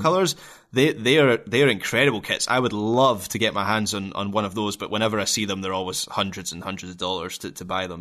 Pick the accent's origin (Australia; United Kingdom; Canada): United Kingdom; Scotland; as a Scottish football fan